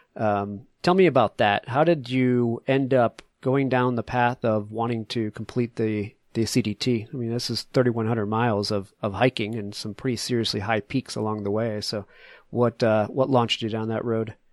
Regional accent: New England, United States; now in Colorado, United States; I grew up in New England with you at, at sea level

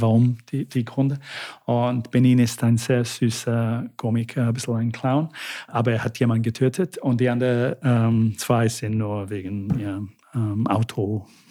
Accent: United Kingdom; first language English; German is a second language; now in Vienna, Austria; Englisch ist meine Muttersprache und viele Leute lieben es, wie, die, wie wir Briten

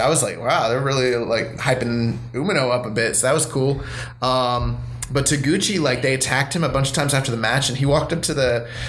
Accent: England, United Kingdom; now in United States; And I live in America, but I'm from England.

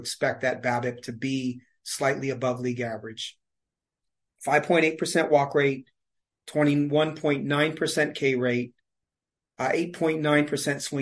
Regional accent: Seattle, Washington, United States; now in Walla Walla, United States; Seattle was my hometown. It's where I grew up.

